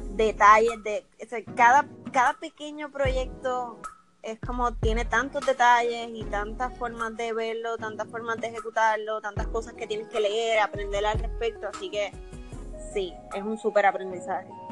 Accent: Toa Baja, Puerto Rico; yo me crié en Tuabaja, en Levitown

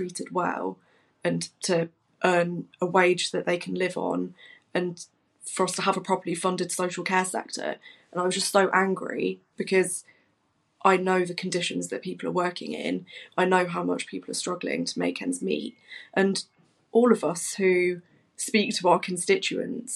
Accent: Nottingham, East Midlands, United Kingdom; I'm born and bred in Nottingham. I represent my home city

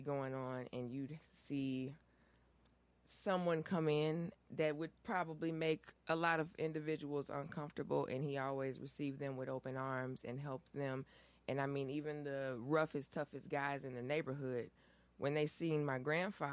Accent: Aurora, Illinois, United States; I'm from Aurora. My grandfather was a pastor here in Aurora for over 70 years

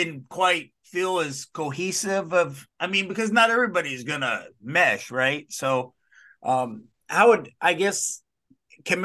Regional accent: Dallas, Texas, United States; Well, I grew up in the Dallas area and started watching World Class Championship Wrestling.

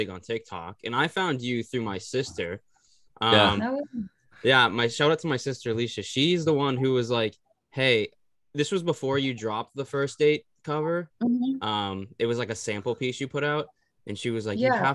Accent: Boston, Massachusetts, United States; I'm like South Shore kid

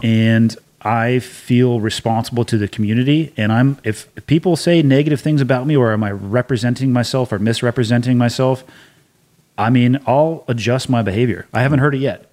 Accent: Santa Cruz, California, United States; moved away as an adult; I was born and raised in Santa Cruz for all but four years of the the eighteen I lived before actually leaving for boot camp

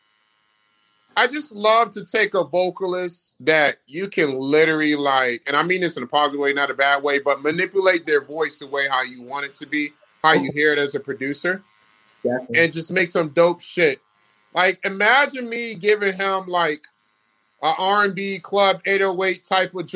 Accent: Virginia Beach, Virginia, United States; moved away; growing up in Virginia Beach

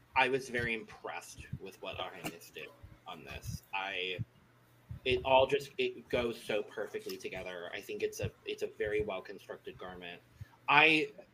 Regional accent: Arizona, United States; I'm born and raised in Arizona

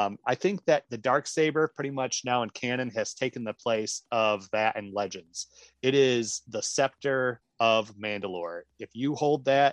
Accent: Michigan, United States; I grew up in Michigan.

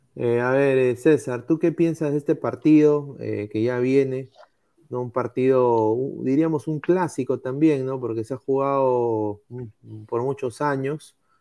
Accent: Peru; todos somos peruanos

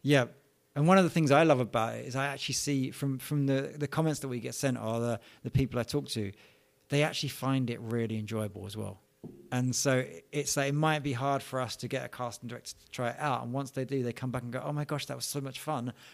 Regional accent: London, United Kingdom; I was born in London, England, um, in a place called Edmonton, small town in the north and north of Eng-, uh, London, not of England. And, yeah, I, I lived there, you know, all my childhood years.

